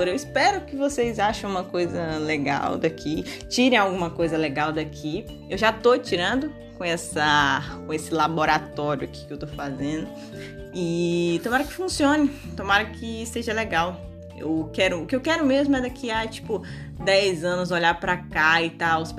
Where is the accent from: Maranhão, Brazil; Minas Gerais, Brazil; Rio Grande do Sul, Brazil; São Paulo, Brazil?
Maranhão, Brazil; moved away; Eu sou maranhense, moro, não moro mais no Maranhão. E uma forma de me reconectar com o Maranhão é o quê?